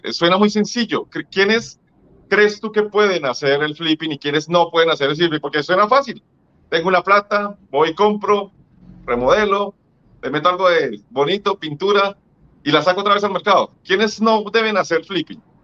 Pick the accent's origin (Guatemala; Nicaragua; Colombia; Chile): Colombia; lo digo como colombiano